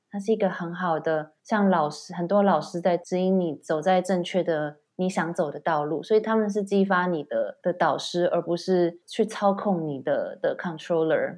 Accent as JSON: {"language": "Chinese", "country": "Taiwan", "moved": "as an adult", "lives_now": "United Kingdom", "said": "但是我是台湾人啊"}